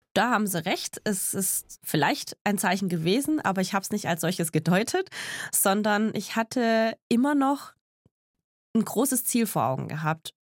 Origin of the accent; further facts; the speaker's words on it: Tübingen, Baden-Württemberg, Germany; also born or lived in Eningen; now in Stuttgart, Germany; ich bin in Tübingen geboren und lebe in Stuttgart